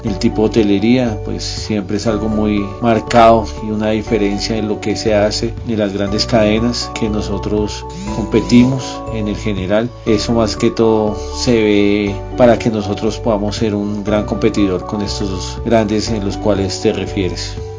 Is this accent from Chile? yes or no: no; Colombia; somos un país muy rico en diversidad de climas, ciudades